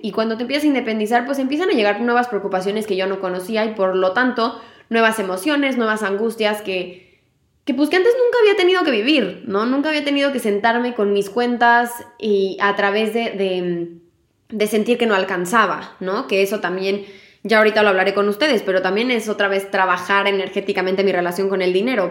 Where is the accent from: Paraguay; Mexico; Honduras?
Mexico; moved away; La última vez que me fui de México